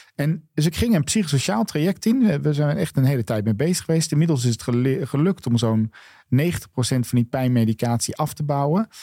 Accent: Netherlands; wij daar dus als Nederlanders ook een woord voor hebben

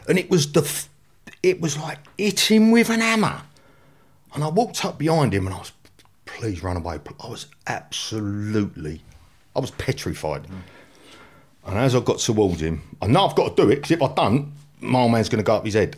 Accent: London, United Kingdom; I grew up in the flats that overlooked Pentonville Prison

